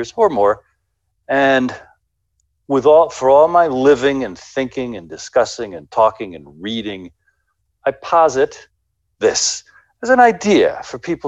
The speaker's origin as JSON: {"language": "English", "country": "United States", "said": "I'm an American"}